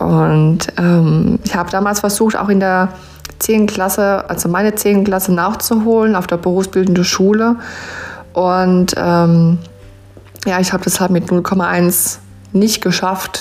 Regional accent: Rhineland-Palatinate, Germany; accent: Pfälzisch; von Herzen bin ich eine Pfälzerin. Also ich wohne in der schönen Südpfalz-Gegend

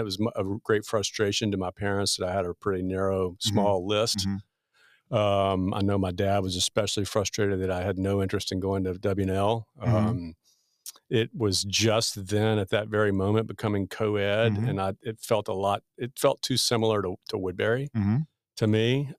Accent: Pampa, Texas, United States; also born or lived in Nashville, Tennessee; I am. I was born in a little town in Northwest Texas called Pampa.

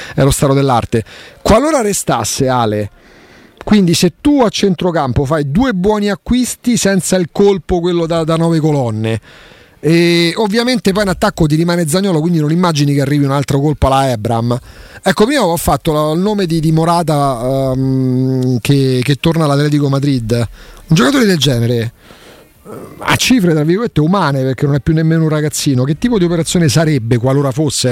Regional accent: Anzio, Lazio, Italy; also born or lived in Rome; Io per carità sono nato, e cresciuto a Roma fino a 9 anni, però ovviamente stando ad Anzio da, da, da 40 anni la parlata che è simile al romano

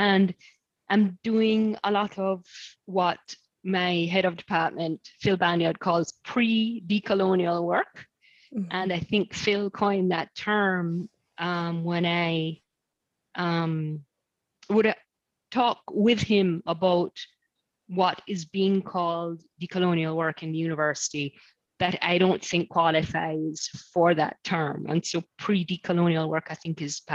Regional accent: Kingston, Jamaica; also born or lived in United States; now in Nottingham, United Kingdom; I'm from Kingston, Jamaica

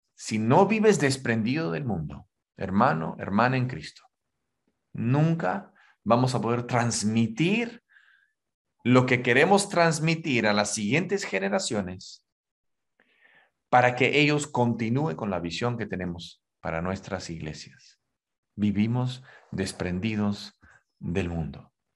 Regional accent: Huancayo, Junín, Peru; now in Lima, Peru; yo nací ahí en la Sierra Peruana, en Huancayo

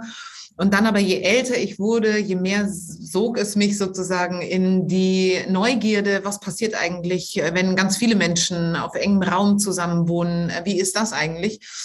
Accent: near Neuburg an der Donau, Bavaria, Germany; moved away as an adult; now in Düsseldorf, Germany; diese sehr kleine Stadt ist gar nicht so weit weg äh, von da, wo ich groß geworden bin

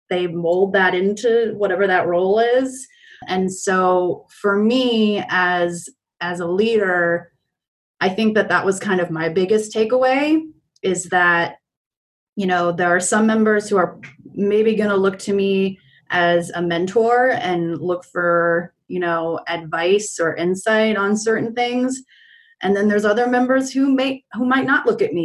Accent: New York, United States; moved away as an adult; also born or lived in Prescott, Arizona; I grew up in New York my entire life, and living in Prescott was like my first time living away from New York.

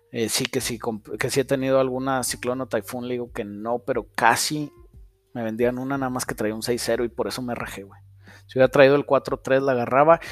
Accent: Saltillo, Coahuila, Mexico; Aquí en Saltillo decimos que los de Monterrey son codos. Y luego en los chilangos dicen que los de Saltillo somos codos

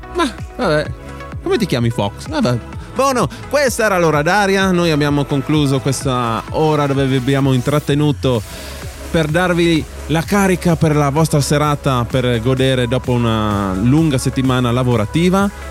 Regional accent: Upper Carnia, Friuli-Venezia Giulia, Italy; noi siamo dell'Alta Carnia, Alto Friuli

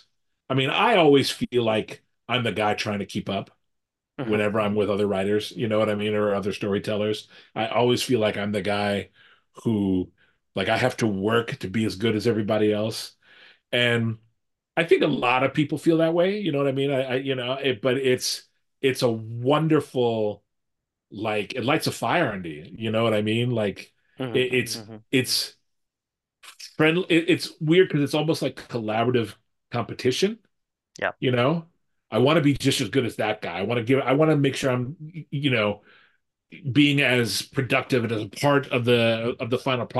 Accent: United States; I'm an American guy in his early 50s.

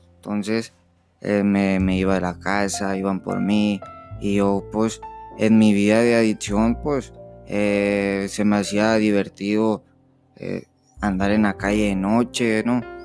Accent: Nogales, Sonora, Mexico; soy de Nogales, Sonora

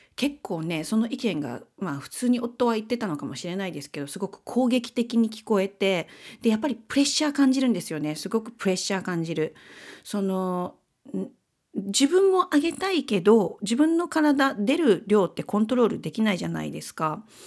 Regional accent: Kansai, Japan; moved away; 私たち関西出身なんで

